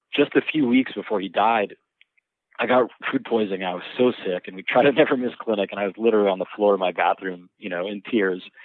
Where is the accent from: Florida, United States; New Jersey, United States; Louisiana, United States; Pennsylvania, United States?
Florida, United States; Miami; I grew up in Miami